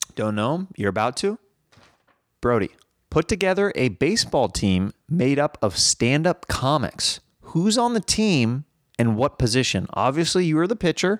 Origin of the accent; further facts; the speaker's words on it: Kansas City, United States; I'm from Kansas City